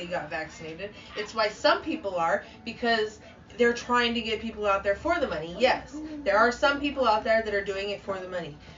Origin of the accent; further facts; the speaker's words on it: California, United States; moved away; I'm from California.